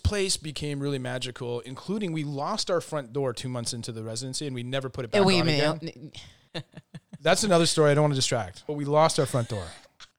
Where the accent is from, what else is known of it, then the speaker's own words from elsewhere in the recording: Montreal, Quebec, Canada; moved away; at 17 moving out into your first apartment, and Montreal being what it is, my hometown